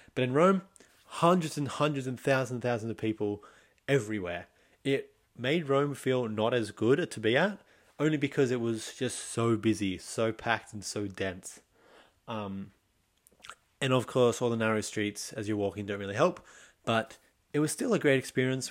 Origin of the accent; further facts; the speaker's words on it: Sydney, New South Wales, Australia; I'm from Australia, Sydney